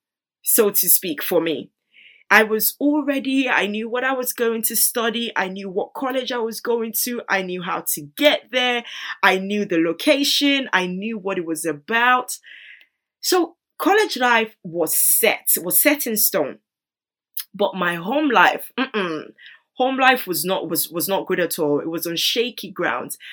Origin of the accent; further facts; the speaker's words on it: Nigeria; moved away; I grew up in Nigeria